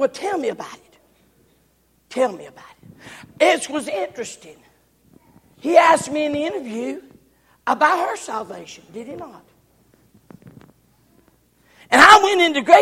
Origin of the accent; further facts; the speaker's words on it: the South, United States; I'm from the South